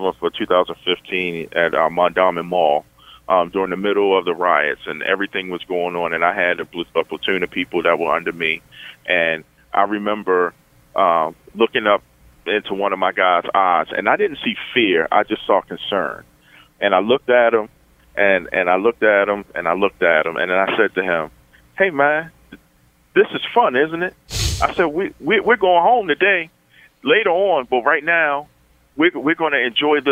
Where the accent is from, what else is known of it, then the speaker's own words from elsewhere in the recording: Baltimore, Maryland, United States; cops that I grew up with in the Western District, I knew their names